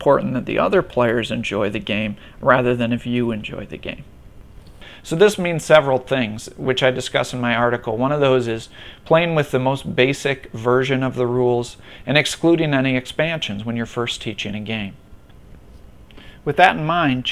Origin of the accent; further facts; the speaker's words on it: Minnesota, United States; now in Buffalo, United States; I'm originally from Minnesota